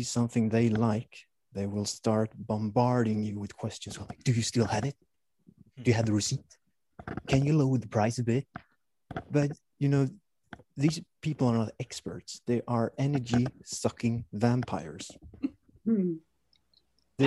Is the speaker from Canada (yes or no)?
no; Sweden; also born or lived in Stockholm / Kalmar; I'm from Sweden